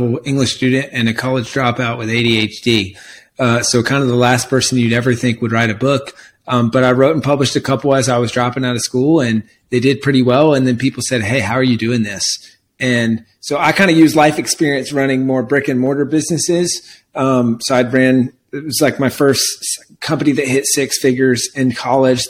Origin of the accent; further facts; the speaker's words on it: South Carolina, United States; also born or lived in California; now in Austin, United States; Originally from South Carolina